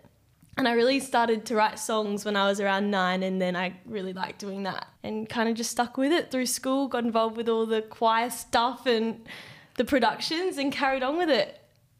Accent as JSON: {"language": "English", "town": "Dampier", "region": "Western Australia", "country": "Australia", "tie": "born or raised there", "lives_now": "Perth, Australia", "said": "I grew up in Dampier, which is quite a small town as well."}